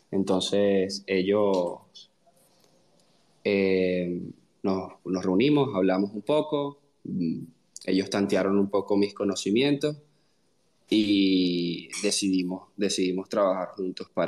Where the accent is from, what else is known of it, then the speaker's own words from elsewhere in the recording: Venezuela; Eh, bueno … soy venezolano, eh, tengo 29 años y soy ingeniero en computación.